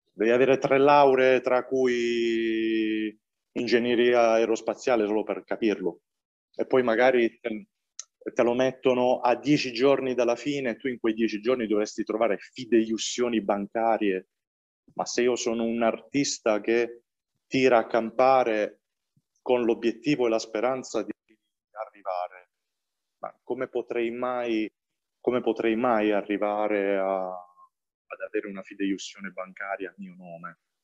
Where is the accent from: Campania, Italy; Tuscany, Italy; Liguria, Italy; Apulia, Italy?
Apulia, Italy; Valenzano; nel mio paese di origine, io vengo da Valenzano, che è un paese, piccolo paese vicino Bari, e sono pugliese